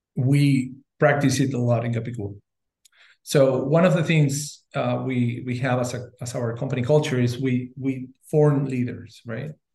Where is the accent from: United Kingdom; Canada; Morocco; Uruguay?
Uruguay; I'm originally from Uruguay